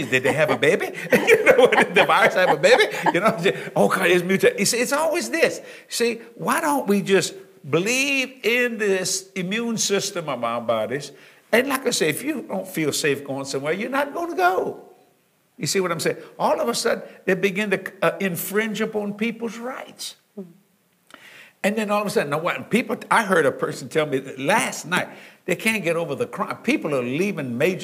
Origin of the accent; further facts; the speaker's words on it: Cajun, Louisiana, United States; I'm a Cajun